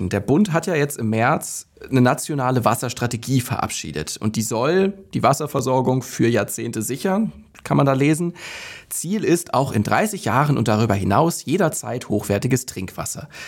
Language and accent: German; Hanover, Lower Saxony, Germany; Also ich denke da jetzt an meine Heimatregion Hannover, die dieses Jahr zum ersten Mal eine Allgemeinverfügung erlassen hat